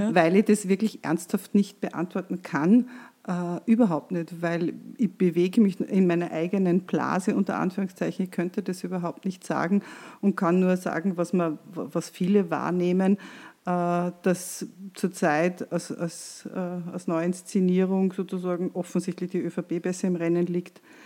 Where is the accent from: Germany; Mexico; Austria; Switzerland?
Austria; bei uns in Österreich